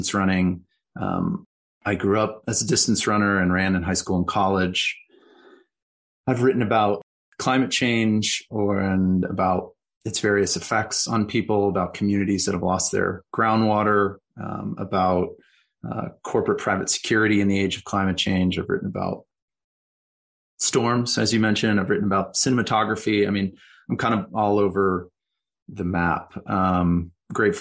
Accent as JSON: {"language": "English", "region": "northern Colorado", "country": "United States", "tie": "born or raised there", "also_born_or_lived": "Wisconsin", "moved": "as an adult", "said": "I grew up in Colorado, in northern Colorado, in a pretty rural environment."}